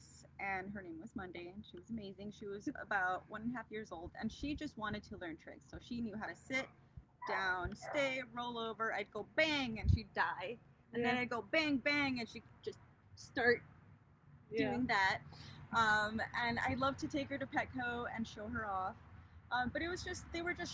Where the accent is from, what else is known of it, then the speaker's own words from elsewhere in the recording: Laredo, Texas, United States; So I'm from South Texas. I'm from a little, it's not little anymore. I'm from a city called Laredo, Texas